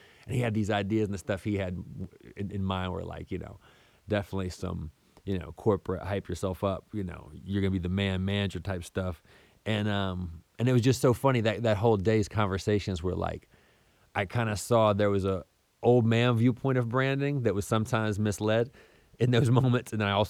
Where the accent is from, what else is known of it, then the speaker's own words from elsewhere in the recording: Southern United States, United States; And I was raised in the South pretty much my whole life in different places around the South.